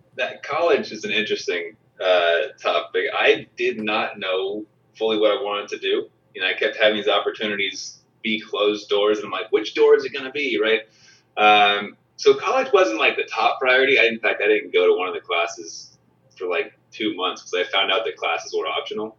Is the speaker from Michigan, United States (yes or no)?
no; San Diego, California, United States; I grew up in San Diego, so I grew up outdoors a lot